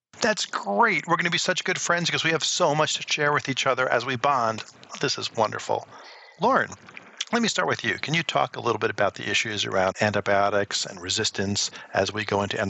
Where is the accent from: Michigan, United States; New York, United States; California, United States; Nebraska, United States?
New York, United States; New York City; I'm from New York City.